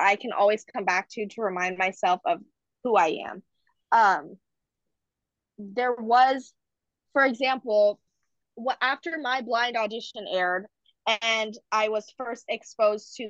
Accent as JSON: {"language": "English", "area": "Marin County", "region": "California", "country": "United States", "tie": "born or raised there", "also_born_or_lived": "San Francisco, California", "lives_now": "Berkeley, United States", "said": "I grew up in Marin County, which is a very predominantly white area"}